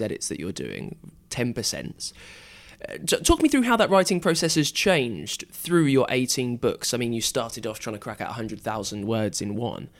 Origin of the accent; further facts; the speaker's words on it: United Kingdom; I'm British